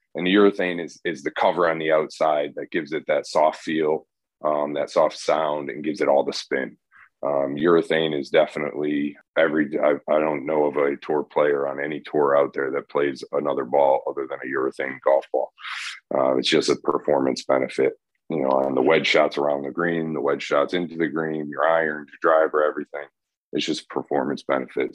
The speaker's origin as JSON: {"language": "English", "region": "Northeast", "country": "United States", "moved": "yes", "lives_now": "the South, United States", "said": "I'm from the Northeast"}